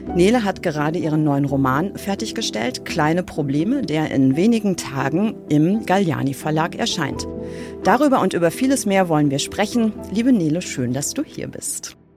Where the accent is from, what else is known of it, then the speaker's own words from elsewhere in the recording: West Germany, Germany; Ich komme ja aus dem Westen